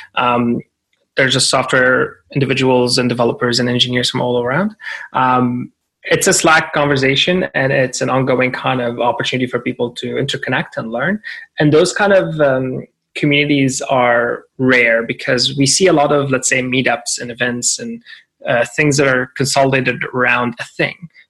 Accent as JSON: {"language": "English", "country": "Syria", "moved": "yes", "lives_now": "Toronto, Canada", "said": "I'm Syrian Canadian and I'm very proud of my heritage and my history. And uh, I came to Canada in 2005"}